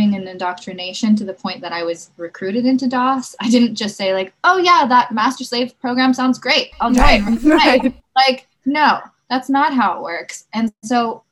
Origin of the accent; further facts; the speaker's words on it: Los Angeles, California, United States; Growing up in Los Angeles